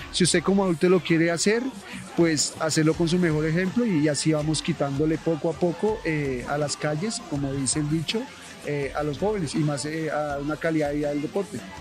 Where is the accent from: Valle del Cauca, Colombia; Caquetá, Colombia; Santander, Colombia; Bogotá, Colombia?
Bogotá, Colombia; muchacho capitalino, nací en el barrio 20 de Julio